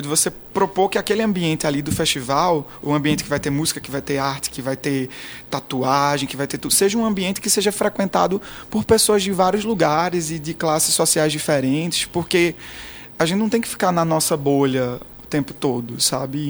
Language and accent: Portuguese; Garanhuns, Pernambuco, Brazil; sou de Pernambuco, do interior de Pernambuco, de Garanhuns